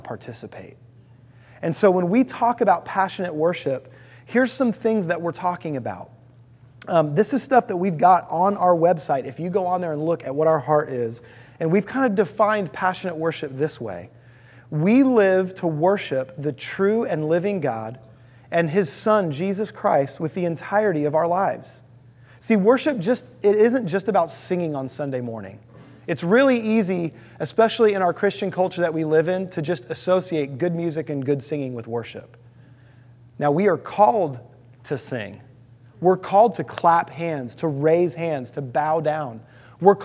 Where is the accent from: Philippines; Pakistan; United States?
United States; Houston, Texas; I lived in Houston, Texas